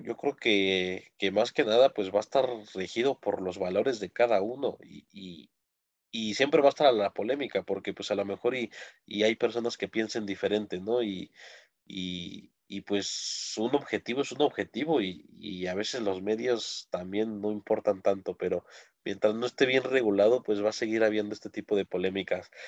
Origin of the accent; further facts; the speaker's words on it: Mexico; uno como mexicano